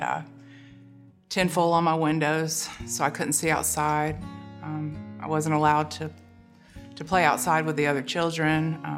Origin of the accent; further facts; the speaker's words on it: Tallahassee, Florida, United States; I'm originally from Tallahassee, Florida. I moved around Florida quite a bit when I was young.